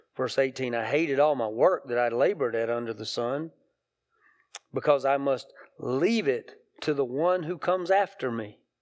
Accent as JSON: {"language": "English", "area": "hometown with Greenwood Mills plants", "region": "South Carolina", "country": "United States", "tie": "born or raised there", "said": "the Greenwood Mills plants in my hometown"}